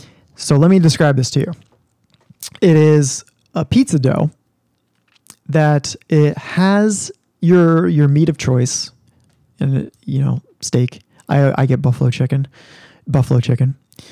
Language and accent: English; New Jersey, United States; now in New England, United States; So I'm from New Jersey, New York, New Jersey area. The Italian heritage in that area and in my own family is deep.